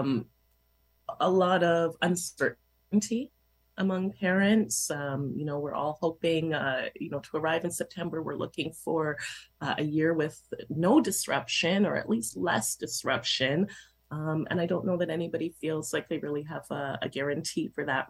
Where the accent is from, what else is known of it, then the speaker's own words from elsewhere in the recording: Toronto, Ontario, Canada; I grew up in Toronto schools